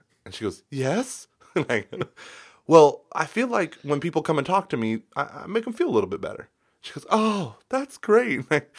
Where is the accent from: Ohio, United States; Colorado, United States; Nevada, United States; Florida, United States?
Colorado, United States; Denver; And I'm from the Rockies of Denver, and I just, okay, anyway.